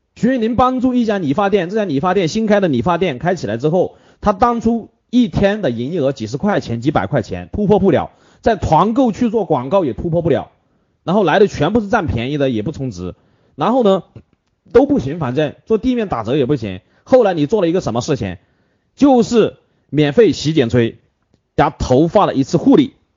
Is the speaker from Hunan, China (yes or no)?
yes; Hunan, China; 这是我们湖南人的最爱